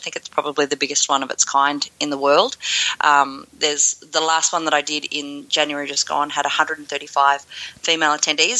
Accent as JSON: {"language": "English", "country": "Australia", "also_born_or_lived": "Melbourne / Toronto", "said": "I'm from Australia. I am based in Melbourne"}